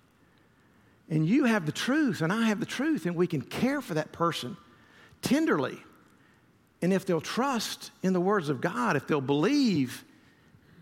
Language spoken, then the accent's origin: English; Columbus, Georgia, United States; growing up in the Methodist church that I did in Columbus, Georgia